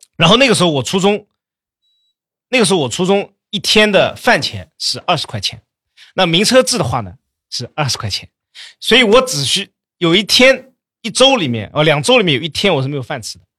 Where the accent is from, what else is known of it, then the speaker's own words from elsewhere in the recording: Jiaxing, Zhejiang, China; 我老家嘉兴的